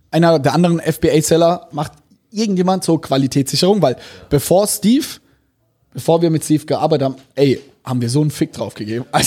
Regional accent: Germany; also wir als Deutsche, das ist unvorstellbar.

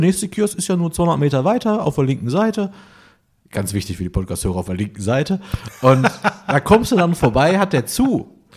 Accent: Essen, North Rhine-Westphalia, Germany; now in Cologne, Germany; Ich bin ja aus Essen

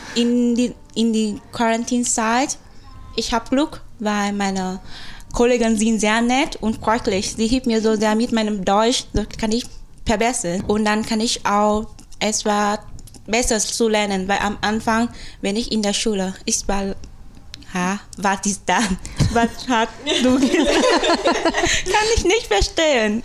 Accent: Vietnam; German is a second language; moved away as an adult; now in Germany; ich komme aus Vietnam

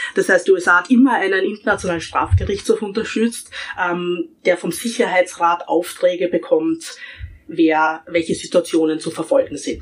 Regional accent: Austria; ich als Österreicher

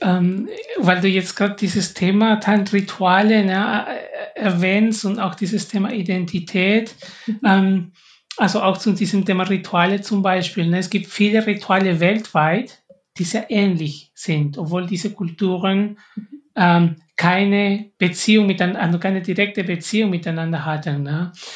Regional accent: Peru; ich komme auch aus Peru

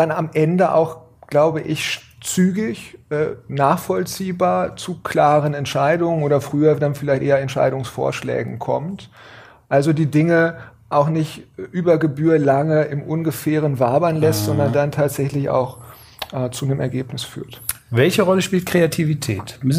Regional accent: Gifhorn, Lower Saxony, Germany; also born or lived in Berlin; now in Hannover, Germany; dann bin ich äh, aufgewachsen, groß geworden in Gifhorn und bin

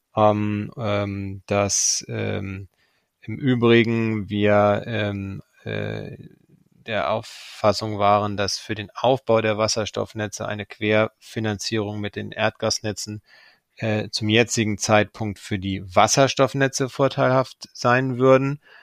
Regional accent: Germany; sind wir als Deutsche in besonderer Verantwortung

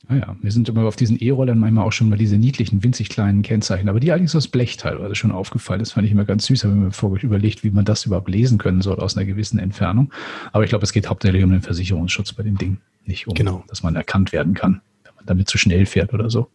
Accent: Northern Germany, Germany; als Norddeutscher

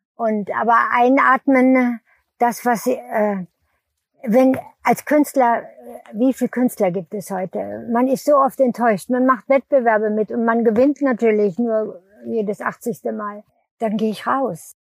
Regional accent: Lüneburg Heath, Lower Saxony, Germany; bin ich auf dem Bauernhof, wo die Eltern hingeflüchtet sind, groß geworden in der Lüneburger Heide

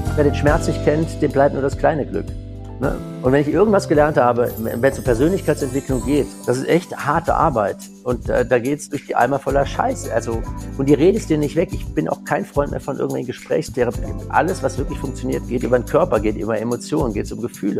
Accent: Germany; now in Cologne, Germany; so als Winzersohn, ich bin ja quasi in der Mosel im Riesling aufgewachsen

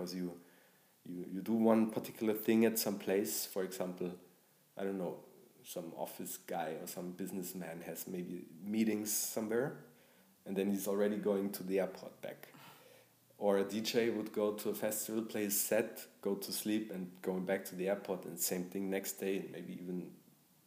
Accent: Bavaria, Germany; growing up in Bavaria

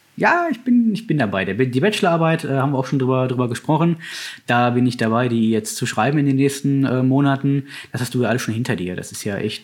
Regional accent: Bochum, North Rhine-Westphalia, Germany; now in Herdecke, Germany; ich bin tatsächlich in Bochum aufgewachsen

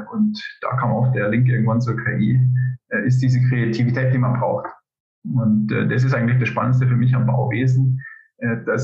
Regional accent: Upper Palatinate, Bavaria, Germany; moved away as an adult; also born or lived in United States; now in Zurich, Switzerland; Ich äh, bin gebürtiger Oberpfälzer und äh, eigentlich könnten wir jetzt in unserem Dialektport fahren

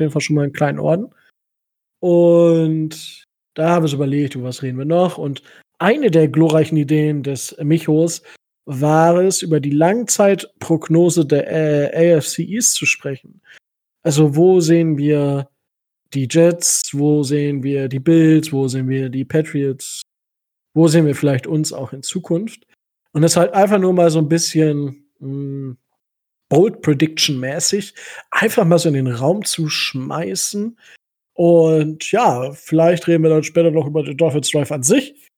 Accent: Kalkriese, Lower Saxony, Germany; ich komme ja aus Kalkrise, also für die Leute, die es kennen, äh, bei Osnabrück

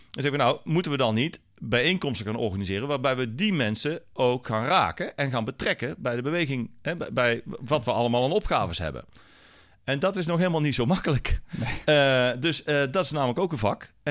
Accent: North Brabant, Netherlands; en ik kom uit Brabant, hè, dus daar...

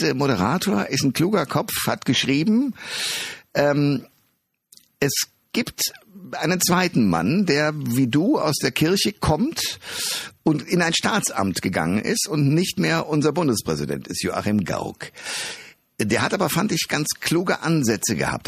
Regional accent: Germany; wir Deutsche

